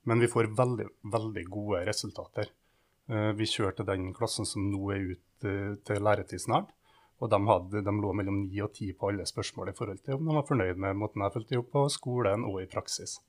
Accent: Kristiansund, Møre og Romsdal, Norway; moved away as an adult; also born or lived in Lillehammer; Så når jeg bodde hjemme i Kristiansund og skulle flytte utenbys

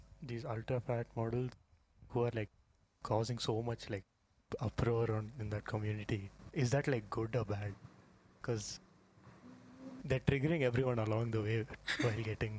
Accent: Bangalore, Karnataka, India; also born or lived in Hyderabad; But I was like brought up in Bangalore.

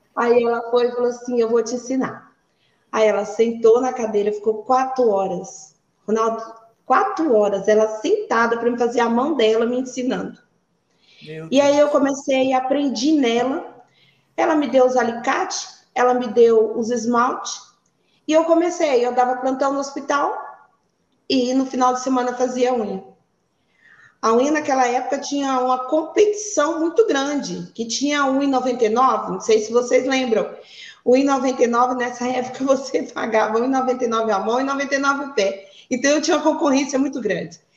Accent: Ariquemes, Rondônia, Brazil; also born or lived in Curitiba, Paraná; E nasci em Curitiba, fui praticamente criada em Rondônia, vim para Ariquemes com seis anos de idade.

